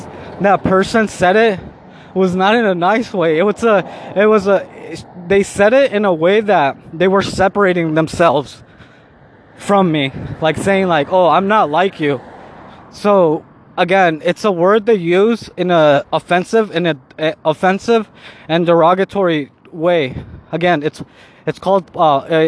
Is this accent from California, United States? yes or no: yes; California, United States; now in Mexico; I was born in Mexico and I live in Mexico, but I was raised in California